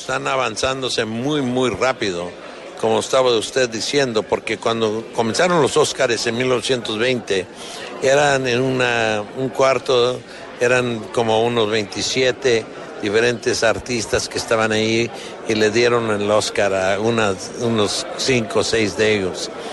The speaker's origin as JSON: {"language": "Spanish", "country": "Colombia", "said": "en el caso tuyo y mío, que somos colombianos"}